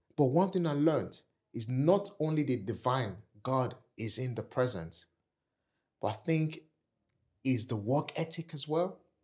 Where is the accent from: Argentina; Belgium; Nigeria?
Nigeria; accent: African; moved away as an adult; also born or lived in Kent, United Kingdom; now in United Kingdom; I'm African, I'm Nigerian